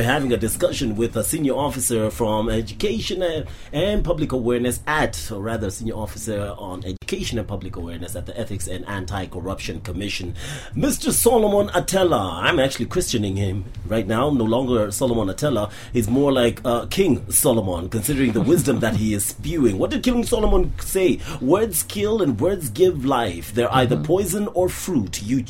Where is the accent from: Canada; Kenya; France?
Kenya; Yet, you're saying that it is down to me and a responsibility of me as a Kenyan to fight this corruption.